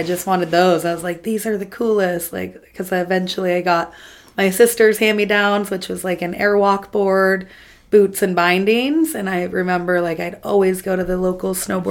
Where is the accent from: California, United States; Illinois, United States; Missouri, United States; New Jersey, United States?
California, United States; South Lake Tahoe; I'm from South Lake Tahoe, California